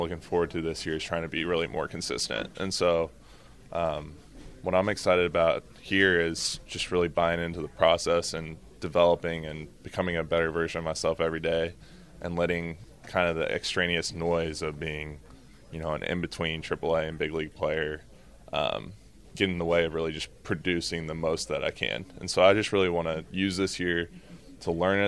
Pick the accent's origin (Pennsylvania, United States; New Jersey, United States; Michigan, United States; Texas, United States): Texas, United States; I'm from Texas, and so there's a pretty heavy singer-songwriter tradition there